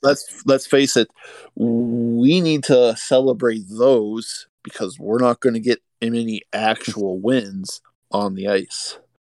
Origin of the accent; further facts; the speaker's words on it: Arizona, United States; moved away as an adult; now in Minnesota, United States; I was born in Minnesota, lived most of my life in Arizona, and then recently moved back to Minnesota.